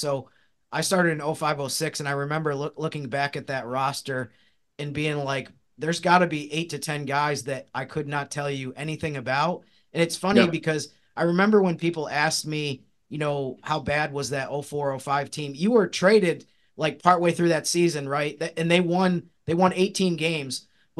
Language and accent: English; New York, United States; now in New Orleans, United States; I grew up in New York State